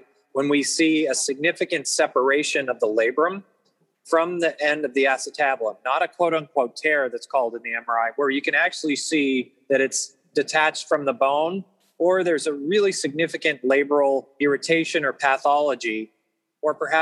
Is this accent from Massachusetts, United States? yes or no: yes; Massachusetts, United States; moved away; I grew up originally in Massachusetts